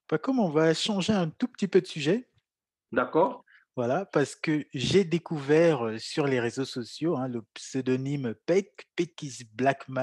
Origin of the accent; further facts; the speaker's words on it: Cameroon; moi j'ai grandi au Cameroun, j'ai très peu voyagé.